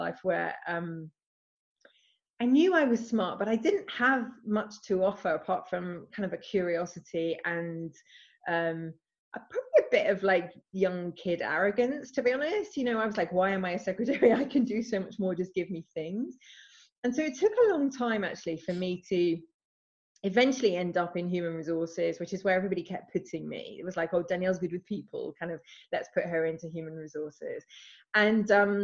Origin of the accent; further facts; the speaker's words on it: England, United Kingdom; now in Scotland, United Kingdom; I live in Scotland. I'm actually English